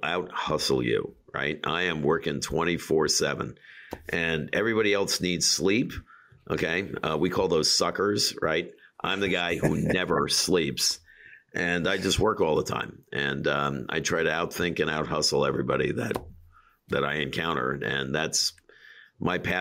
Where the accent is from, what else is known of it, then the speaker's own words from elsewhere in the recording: New York City, New York, United States; I grew up in Queens, and Queens in hard scrabble Queens